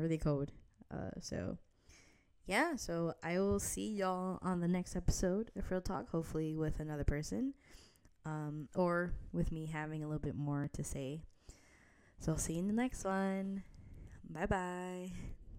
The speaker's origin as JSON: {"language": "English", "region": "New Jersey", "country": "United States", "also_born_or_lived": "Midwest", "moved": "yes", "lives_now": "New York City area, United States", "said": "I'm actually originally from New Jersey"}